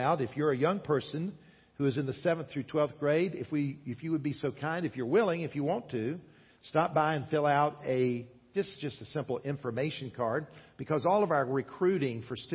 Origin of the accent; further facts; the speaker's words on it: South Carolina, United States; I grew up in the state of South Carolina